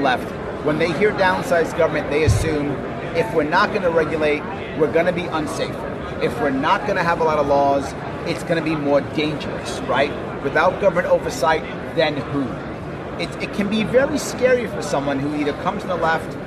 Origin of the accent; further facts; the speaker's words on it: New York City, New York, United States; I'm from New York City